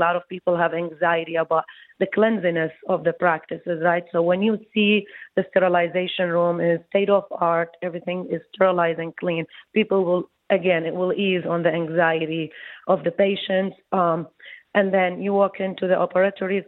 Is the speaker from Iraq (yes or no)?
yes; Iraq; moved away as an adult; also born or lived in Baghdad, Iraq / New York / New Jersey; now in Detroit, United States; I came from Iraq